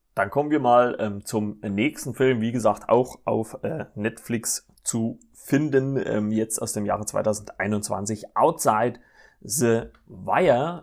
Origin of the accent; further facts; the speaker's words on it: Germany; hier bei uns in Deutschland